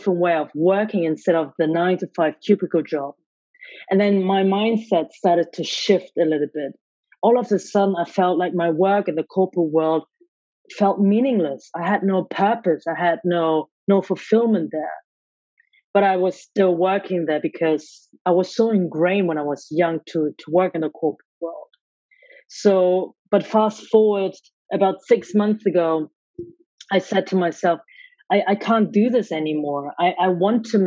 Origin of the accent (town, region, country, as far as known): Germany; born or raised there